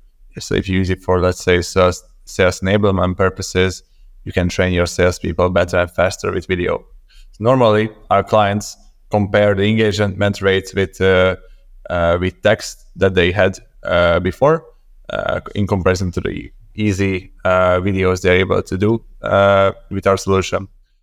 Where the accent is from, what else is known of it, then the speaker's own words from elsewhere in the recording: Budapest, Hungary; moved away as an adult; also born or lived in Copenhagen, Denmark; So I'm originally from Budapest, Hungary.